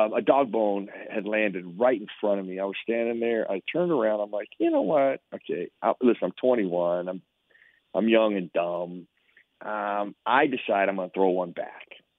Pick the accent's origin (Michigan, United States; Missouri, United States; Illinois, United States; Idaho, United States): Idaho, United States; moved away as an adult; I came from a place in Idaho where I worked on a farm, I worked on a ranch, I cowboyed for a while. My hometown was about 55,000 at the time